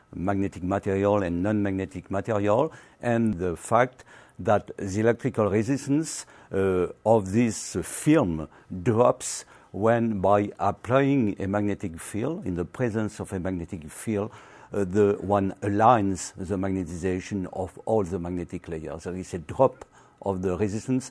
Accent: Carcassonne, Occitania, France; English is a second language; I was born in the south of France

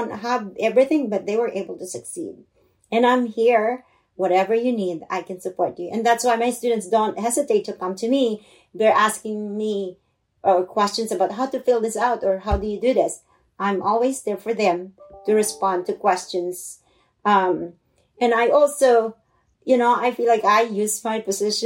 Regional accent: Philippines; English is a second language; now in United States; I grew up in the Philippines in poverty

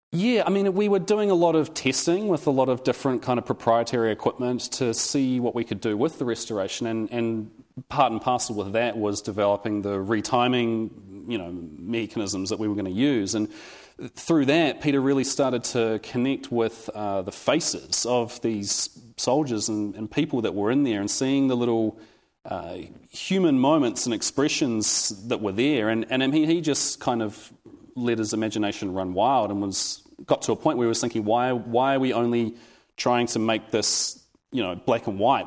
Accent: Wellington, New Zealand; I'm from Wellington, New Zealand

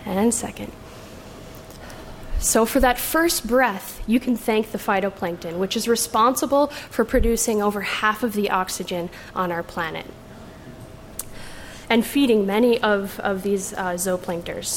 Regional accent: Chicago, Illinois, United States; I grew up in Chicago

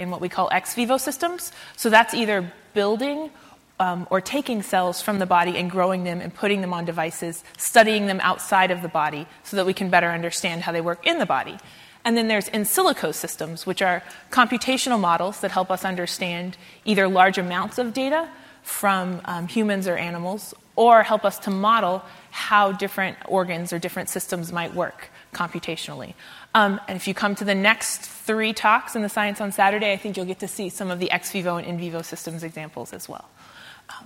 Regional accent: Central Texas, United States; moved away; I'm from Texas. I went to high school in Central Texas

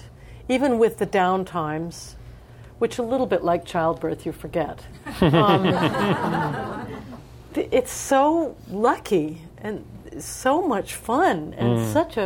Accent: United States; as an American singer

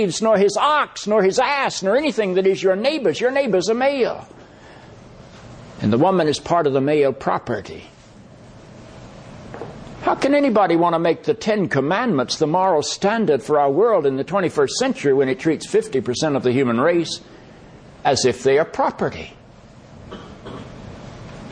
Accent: the South, United States; I grew up in the South, where segregation was not only the practice of my region

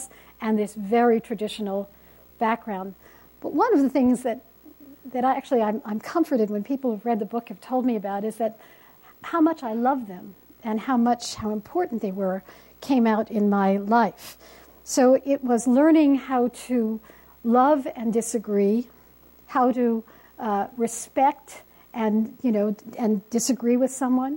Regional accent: New York City, New York, United States; I was born on the Lower East Side of Manhattan

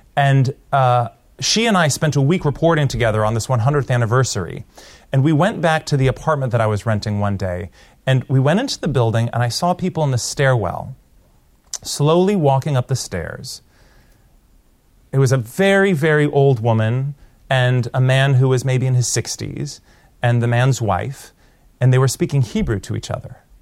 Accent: Portland, Oregon, United States; moved away; also born or lived in India; my hometown, Portland, Oregon

